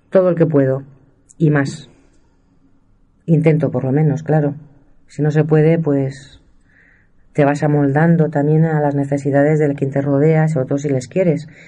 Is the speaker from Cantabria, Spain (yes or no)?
no; Castile and León, Spain; Soy de la Sierra de Francia, no lo niego y se me nota. Llevo en la piel los colores de la tierra y de la casta.